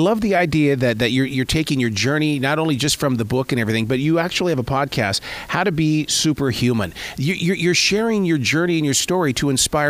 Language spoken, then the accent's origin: English; Billings, Montana, United States; I'm from Billings, Montana.